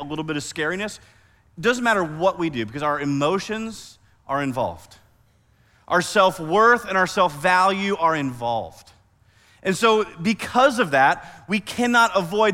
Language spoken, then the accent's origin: English; Iowa, United States; now in Oklahoma, United States; I grew up in Iowa